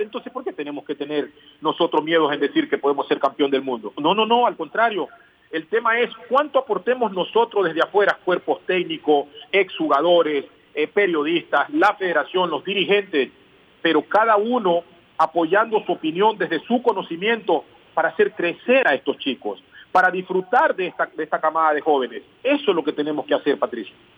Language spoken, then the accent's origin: Spanish; Ecuador; moved away as an adult; also born or lived in Qatar; el un país es porque soy ecuatoriano y no lo voy a cambiar. Y el otro país es porque también soy catarí